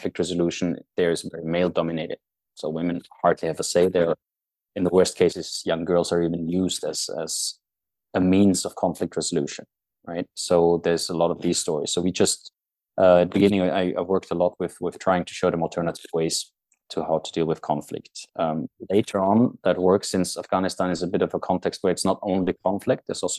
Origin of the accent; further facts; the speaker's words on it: Austria; moved away as an adult; now in Norway; I'm Austrian, but I'm not living there anymore. I haven't lived there for almost half my life